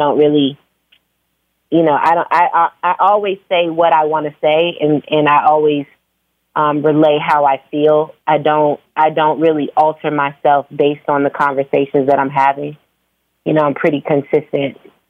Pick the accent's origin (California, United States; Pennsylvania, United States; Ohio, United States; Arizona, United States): Arizona, United States; Phoenix; born or raised there; also born or lived in Virginia; now in Atlanta, United States